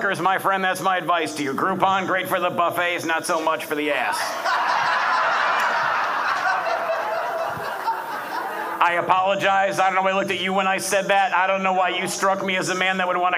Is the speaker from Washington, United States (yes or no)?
no; Detroit, Michigan, United States; moved away; I'm originally from Detroit